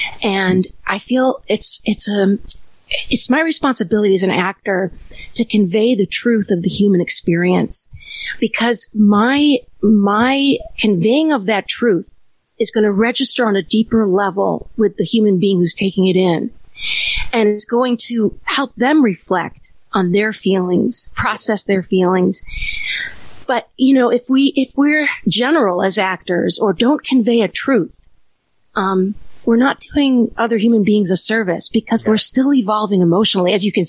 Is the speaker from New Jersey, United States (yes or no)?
no; Illinois, United States; Outside Chicago.